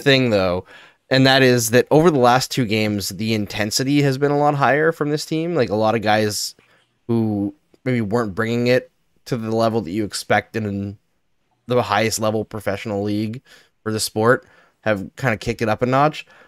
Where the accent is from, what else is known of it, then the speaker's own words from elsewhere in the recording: Fort McMurray, Alberta, Canada; growing up in Alberta, we moved there when I was eleven, all the schools were overcrowded in Fort McMurray